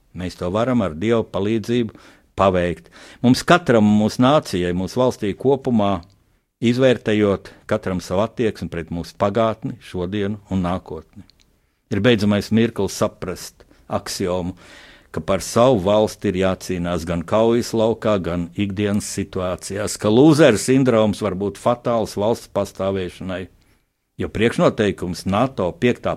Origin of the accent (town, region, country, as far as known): Latvia